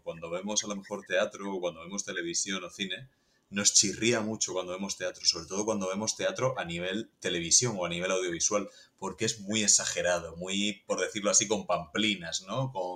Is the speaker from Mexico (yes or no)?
no; Region of Murcia, Spain; yo soy murciano